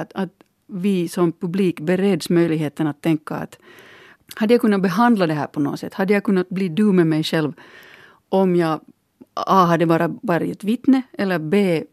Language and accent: Swedish; Finland; min bakgrund som, som finländare